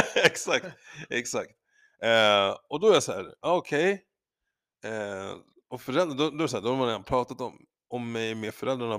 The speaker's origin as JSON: {"language": "Swedish", "country": "Sweden", "said": "jag är svensk"}